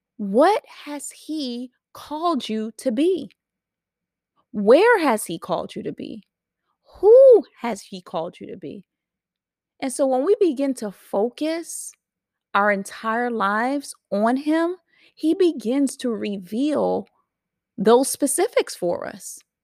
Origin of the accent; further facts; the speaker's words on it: New York City, New York, United States; I'm a New Yorker. Don't forget it. I'm a New Yorker. So we didn't have to have any cars. We just rode the train